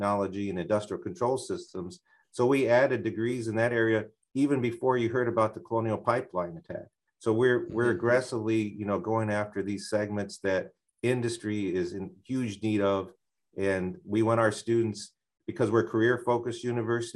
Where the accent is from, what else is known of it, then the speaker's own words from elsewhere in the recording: Hammond, Indiana, United States; moved away as an adult; also born or lived in Chicago area; now in Laurel, Maryland, United States; I'm from the northwest corner of Indiana. I was born in Hammond, Indiana